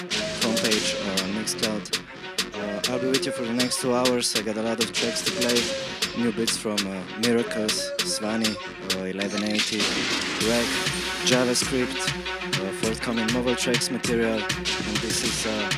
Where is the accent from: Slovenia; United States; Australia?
Slovenia; Ljubljana; I'm from Ljubljana, Slovenia.